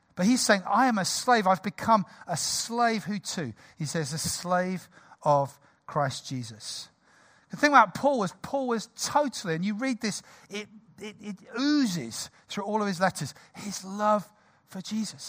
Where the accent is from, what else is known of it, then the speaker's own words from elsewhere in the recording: United Kingdom; we're British